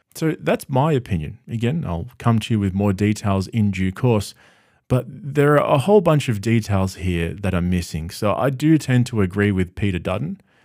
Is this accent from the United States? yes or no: no; Australia; having grown up in Australia my whole life